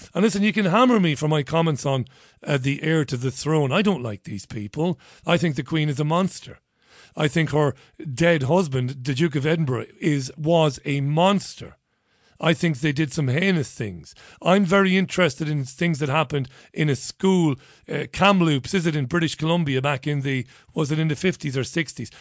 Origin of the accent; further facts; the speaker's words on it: Ireland; I'm an Irishman, but it's not because of my Irish, you know, heritage